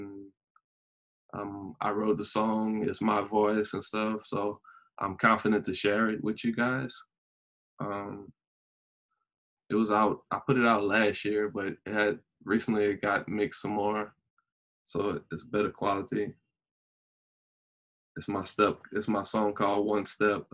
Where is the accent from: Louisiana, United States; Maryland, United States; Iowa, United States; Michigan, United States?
Louisiana, United States; I'm 29 from Louisiana